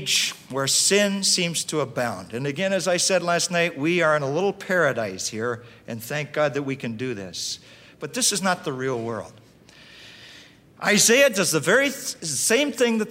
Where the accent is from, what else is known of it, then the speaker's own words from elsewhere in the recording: Russell, Iowa, United States; I grew up there in Russell, Iowa